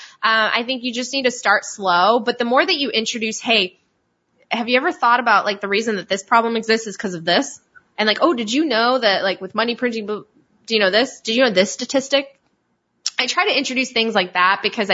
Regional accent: Poland; moved away; also born or lived in Italy; so I'm from Poland, and I also lived in Italy

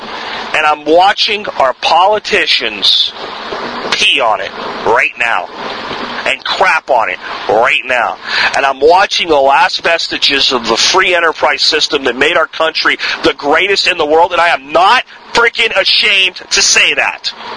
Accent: United States

